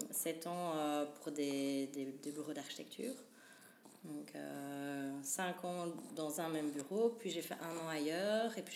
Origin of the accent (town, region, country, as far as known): Charleroi, Wallonia, Belgium; born or raised there; also born or lived in Cologne, Germany / Wavre, Belgium